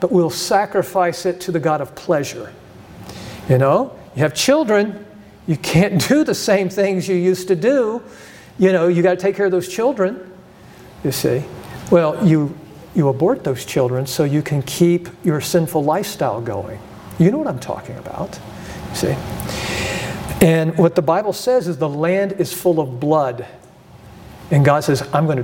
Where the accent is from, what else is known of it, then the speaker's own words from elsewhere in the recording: United States; I grew up in America